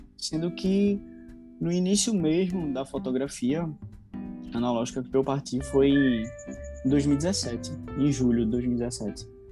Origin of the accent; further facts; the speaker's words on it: Recife, Pernambuco, Brazil; eu tenho vinte e um anos, sou recifense